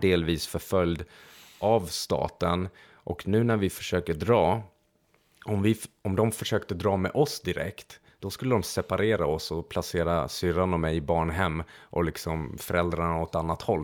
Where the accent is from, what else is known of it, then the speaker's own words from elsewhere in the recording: Transylvania, Romania; Swedish is a second language; moved away; jag föddes i Transylvanien